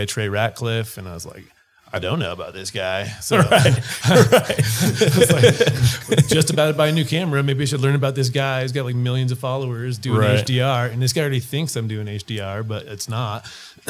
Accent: Littleton, Colorado, United States; also born or lived in Texas; I grew up in Littleton area

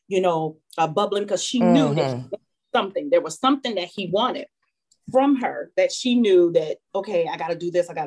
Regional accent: Elyria, Ohio, United States; I grew up in a small town outside, 26 miles outside of Cleveland, Ohio, which is called Elyria

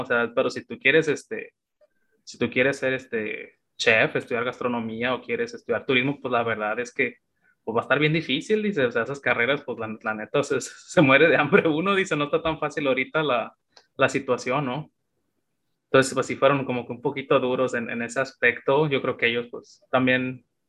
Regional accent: Tijuana, Baja California, Mexico; moved away as an adult; now in China; yo crecí en Tijuana

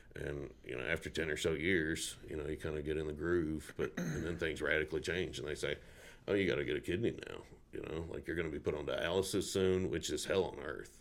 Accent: Burlison, Tennessee, United States; now in Montana, United States; I grew up down in Burleson on Lavelle Road

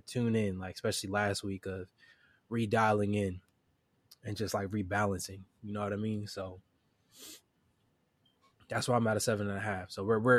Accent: Chester, Pennsylvania, United States; now in Wilmington, United States; Originally, I'm from Chester, Pennsylvania

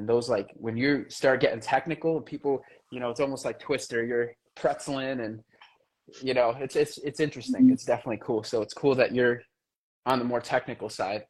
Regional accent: Bristol, United States; I grew up in Bristol. I grew up, in, Hull Street. I grew up all over Bristol.

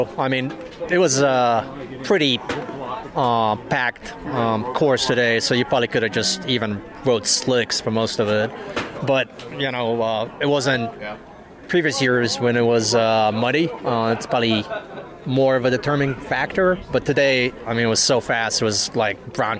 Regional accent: Omaha, Nebraska, United States; Omaha, Nebraska.

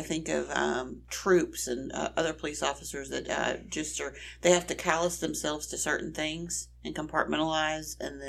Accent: Lufkin, Texas, United States; we're both from Lufkin.

